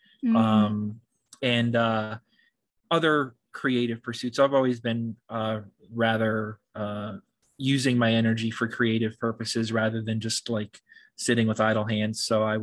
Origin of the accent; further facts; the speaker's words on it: Washington, United States; born there; also born or lived in California; now in New York, United States; I was born on the West Coast in Washington State and spent some time in California as well. But most of my life I've been in New York, yes.